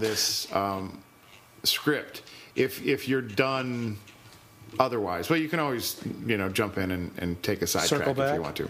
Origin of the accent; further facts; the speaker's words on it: New York City, New York, United States; I grew up in Brooklyn